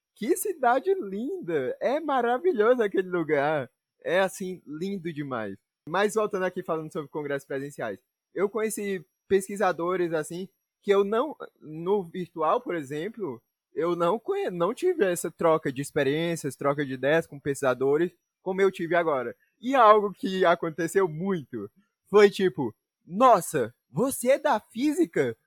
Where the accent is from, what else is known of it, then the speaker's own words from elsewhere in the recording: Northeast Region, Brazil; eu, como um bom nordestino